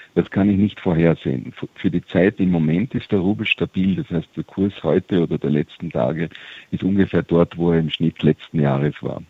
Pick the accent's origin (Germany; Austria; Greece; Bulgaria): Austria; wir als Österreicher